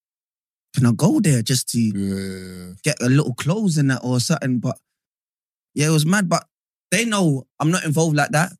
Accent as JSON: {"language": "English", "region": "London", "country": "United Kingdom", "said": "I'm from East, like, Canning Town"}